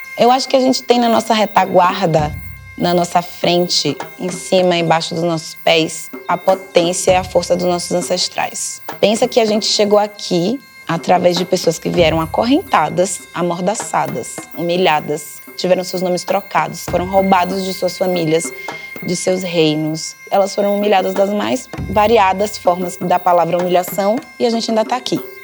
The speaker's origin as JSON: {"language": "Portuguese", "town": "Camaçari", "region": "Bahia", "country": "Brazil", "tie": "born or raised there", "also_born_or_lived": "Candeias, Bahia", "moved": "as an adult", "lives_now": "São Paulo, Brazil", "said": "Eu sou baiana, nasci numa cidade chamada Candeias e fui criada numa cidade chamada Camaçari"}